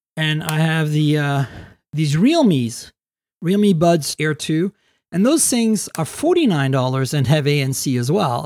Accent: Canada; I'm Canadian

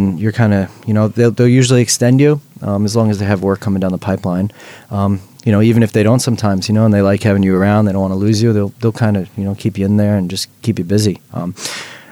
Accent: Long Island, New York, United States; moved away as an adult; also born or lived in Brooklyn, New York; now in New Zealand; I grew up in Long Island. So it's about 45, 50 minutes outside the city

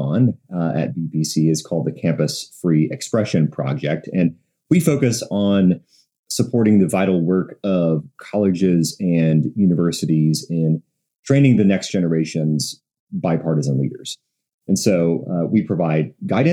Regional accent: Texas, United States; I'm from Texas

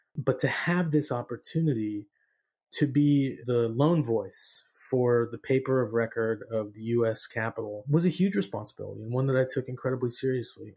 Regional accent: San Francisco Bay Area, California, United States; moved away as an adult; I grew up in the San Francisco Bay Area

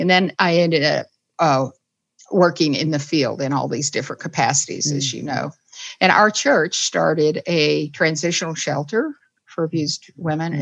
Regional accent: the South, United States; I was raised in the South

